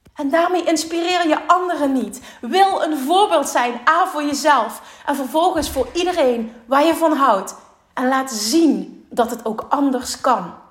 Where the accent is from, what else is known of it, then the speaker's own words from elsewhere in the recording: Limburg, Netherlands; ik kom uit Limburg en daar is toch de mentaliteit iets anders